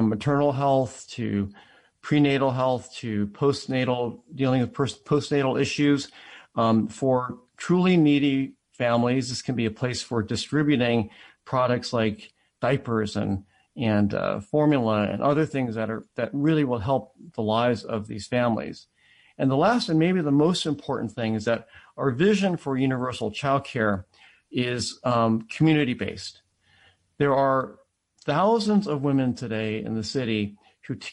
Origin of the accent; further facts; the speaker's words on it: Akron, Ohio, United States; also born or lived in Atlanta, Georgia; I was born in Jim Crow Atlanta and grew up in an all-white school district in Akron, Ohio